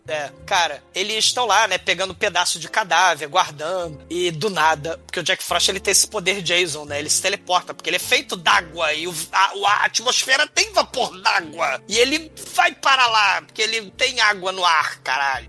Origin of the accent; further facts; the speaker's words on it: Rio de Janeiro, Brazil; eu sou carioca que nunca viu a neve